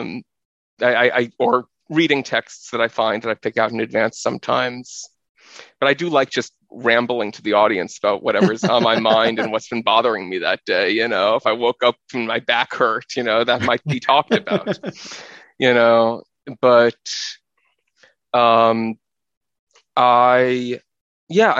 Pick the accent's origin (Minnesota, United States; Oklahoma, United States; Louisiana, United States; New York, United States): New York, United States; New York City; I grew up in New York City, living in an apartment